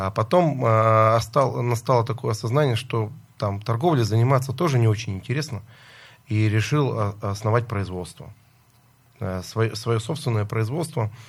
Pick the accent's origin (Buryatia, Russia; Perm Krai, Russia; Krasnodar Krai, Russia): Perm Krai, Russia; Lysva; now in Moscow, Russia; Да, я э, родился в Лысьве. До института жил и учился в городе Лысьве и обратно вернулся в Лысьву развивать свой собственный бизнес.